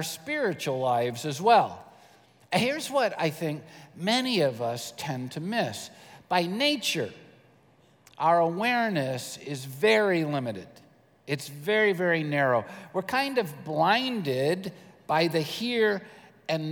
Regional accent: United States; I'm an American

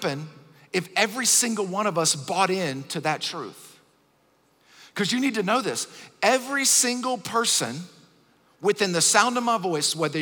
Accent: Acworth, Georgia, United States; I'm from Acworth in Kennesaw, Georgia, which is really, really close to Atlanta

